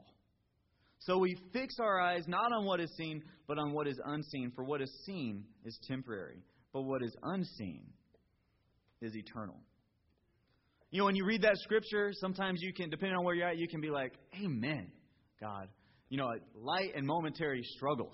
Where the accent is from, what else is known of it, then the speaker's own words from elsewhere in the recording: Georgia, United States; now in California, United States; I'm from Georgia